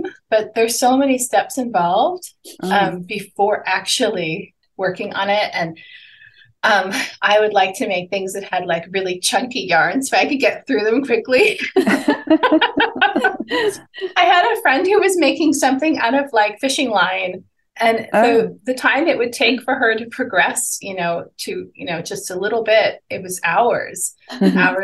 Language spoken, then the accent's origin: English; Panama; moved away as an adult; also born or lived in United States; So I grew up in Panama, and I went to art school in the U.S.